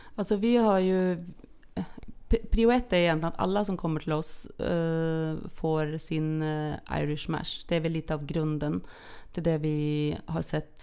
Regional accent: Norway; moved away as an adult; now in Sweden; jag är ju då norsk från början. Så att jag har ju levt mitt första halva liv i Norge

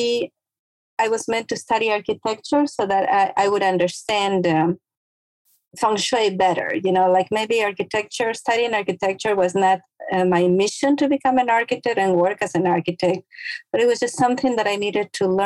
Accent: Ecuador; moved away as an adult; now in United States; I was born and raised in Ecuador, which is a small country in South America, right on the equator

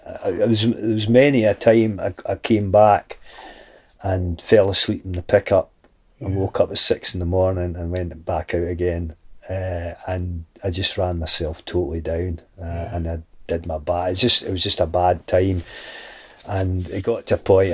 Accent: Mull, Scotland, United Kingdom; when I came back to Mull

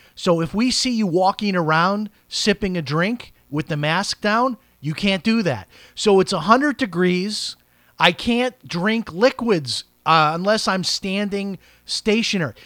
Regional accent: Chicago, Illinois, United States; my hometown of Chicago

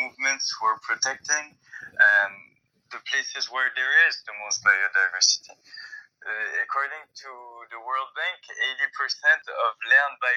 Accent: France; moved away; I'm French, I come from Europe

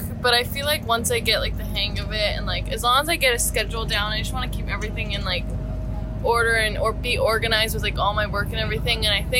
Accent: just outside of Toronto, Ontario, Canada; moved away; from just outside of Toronto, and I'm a freshman.

